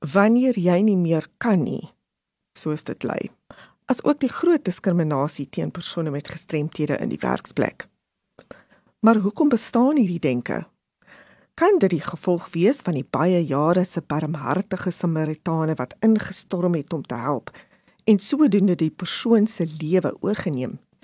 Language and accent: Afrikaans; South Africa; ons as Suid-Afrikaners so trots is